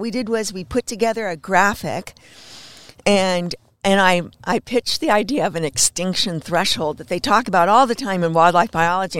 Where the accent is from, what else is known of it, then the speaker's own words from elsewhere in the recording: Los Angeles, California, United States; now in Bellingham, United States; I was born in Hollywood